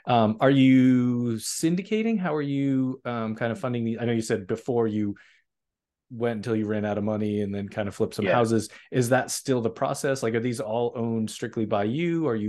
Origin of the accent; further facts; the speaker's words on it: Northeast, United States; you know, we're both from the Northeast, and a lot of what's there is old three families